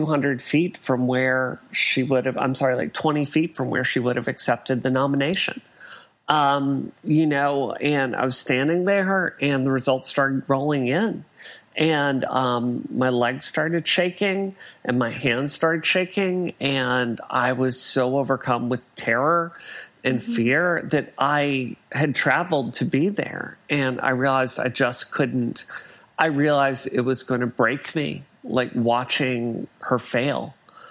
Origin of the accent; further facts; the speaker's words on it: Mississippi, United States; now in Massachusetts, United States; growing up in Mississippi